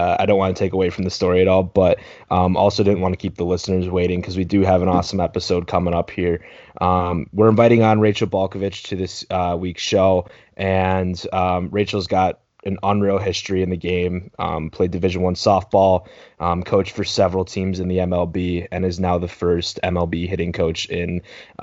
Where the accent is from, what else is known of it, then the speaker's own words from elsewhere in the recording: Midwest, United States; we grew up in the Midwest